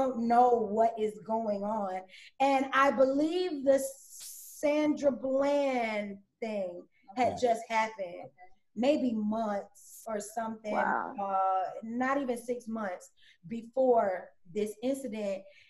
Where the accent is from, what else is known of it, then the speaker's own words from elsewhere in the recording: Rockledge, Florida, United States; I'm from Brevard County. You know, I'm from Florida